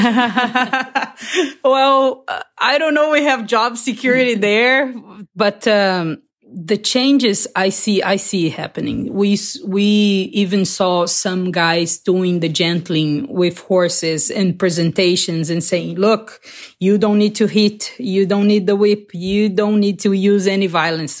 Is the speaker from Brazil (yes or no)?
yes; Barretos, São Paulo, Brazil; I'm from Brazil a little town called uh, Barretos in the countryside